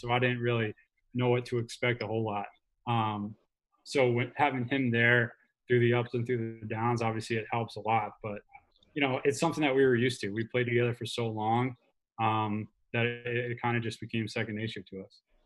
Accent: United States; moved away; I'm from New Jersey, New York area originally, so all my family's still there

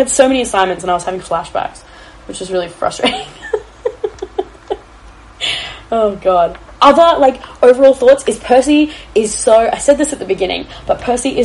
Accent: Australia; I am Australian

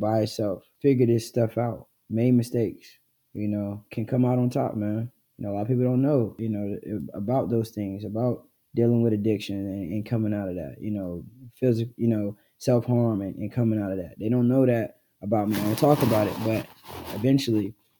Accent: Duplin County, North Carolina, United States; I'm from Duplin County, Dirt City, really small town

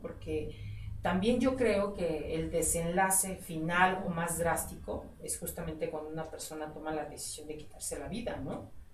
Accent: Mexico; nosotros como mexicanos

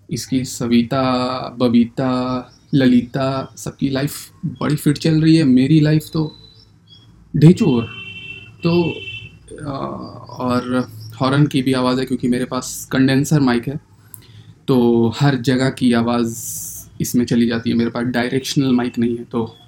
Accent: Bihar, India; बिहार के हैं पटना में रहते हैं

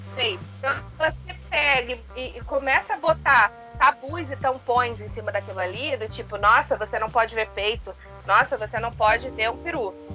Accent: Rio de Janeiro, Brazil; eu cresci no Rio de Janeiro, a capital do Rio de Janeiro, mas a minha família é nordestina

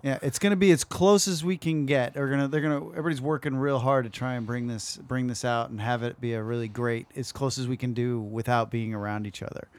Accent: West Coast, United States; we're from the West Coast

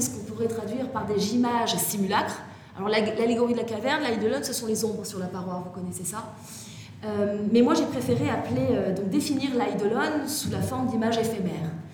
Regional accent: Toulon, Provence-Alpes-Côte d'Azur, France; je suis née à Toulon

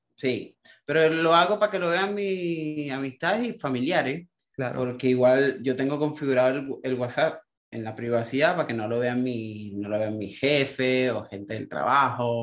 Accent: Puerto La Cruz, Anzoátegui, Venezuela; moved away

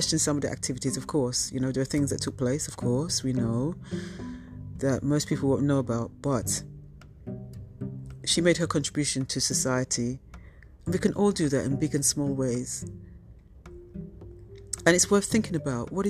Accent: United Kingdom; I'm of Jamaican heritage, but I was born and raised in the UK.

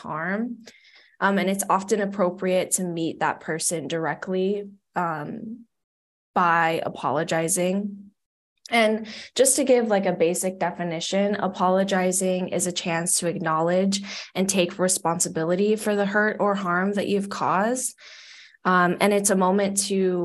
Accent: Hawaii, United States; moved away; I'm from Hawaii, like don't know how to drive in snow

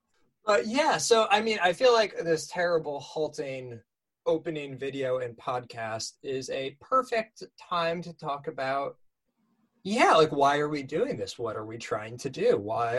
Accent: Lancaster, Pennsylvania, United States; moved away as an adult; also born or lived in Ithaca, New York; In spite of being a devout Buddhist almost more than not my entire life now, where I grew up in Lancaster, Pennsylvania, didn't exactly have any Buddhist presence. So I grew up kind of isolated and alone as a Buddhist.

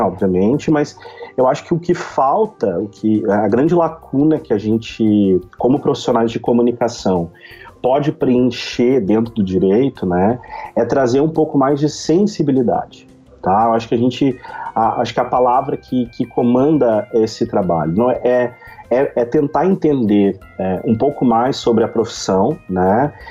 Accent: Novo Hamburgo, Rio Grande do Sul, Brazil; sou de Novo Hamburgo, Rio Grande do Sul

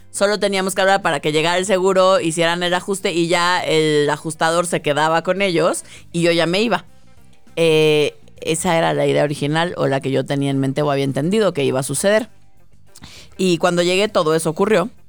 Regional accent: Mexico; yo era una mexicana, una mexicana muy agradable

